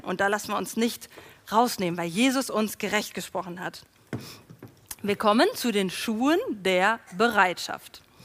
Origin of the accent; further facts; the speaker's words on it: Germany; wir das als Deutsche